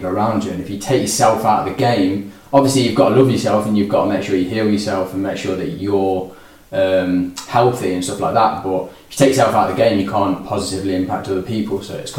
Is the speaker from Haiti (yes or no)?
no; Burton, West Midlands, United Kingdom; Born and bred in Burton.